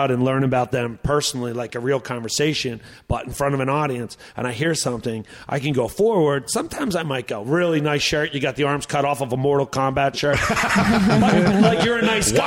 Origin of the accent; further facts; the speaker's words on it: Atlantic City, New Jersey, United States; moved away; also born or lived in Mystic / Boston / Portland, Maine; my hometown's Atlantic City